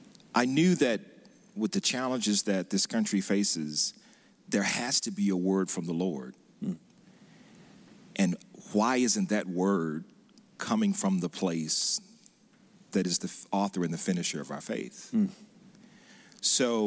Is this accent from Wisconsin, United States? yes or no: no; West Point, Mississippi, United States; where I grew up in Mississippi in West Point